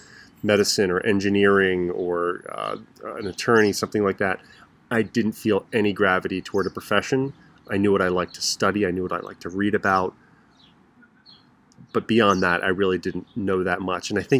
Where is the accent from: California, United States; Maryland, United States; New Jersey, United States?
Maryland, United States; rural Maryland outside Baltimore, United States; moved away as an adult; also born or lived in El Paso, Texas; I grew up in the Baltimore area, although Baltimore people would say I'm from, you know, the rural county areas. So we lived in kind of a rural part of Maryland outside of Baltimore.